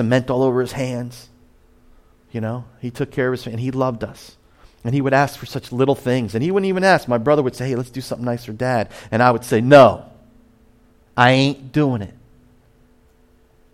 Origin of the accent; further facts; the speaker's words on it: Point Pleasant, New Jersey, United States; now in Ventnor, United States; I'm from Point Pleasant